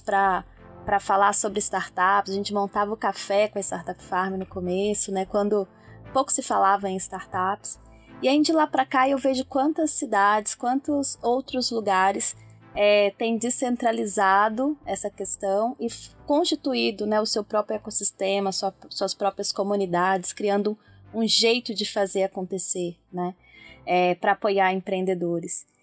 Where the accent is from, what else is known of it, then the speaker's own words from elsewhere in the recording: Brazil; a gente, enquanto brasileiro